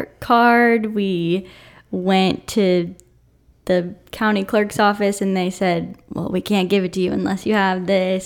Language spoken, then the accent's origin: English; Atlanta, Georgia, United States; I'm from Atlanta